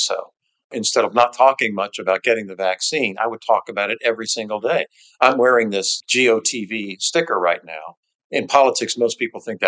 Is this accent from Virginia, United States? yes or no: no; St. Petersburg, Florida, United States; St. Petersburg, my hometown, yes.